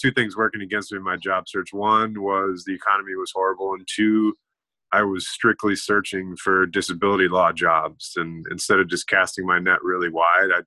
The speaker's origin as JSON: {"language": "English", "town": "Eau Claire", "region": "Wisconsin", "country": "United States", "tie": "born or raised there", "said": "I'm from Eau Claire, Wisconsin, or I grew up in Eau Claire, Wisconsin"}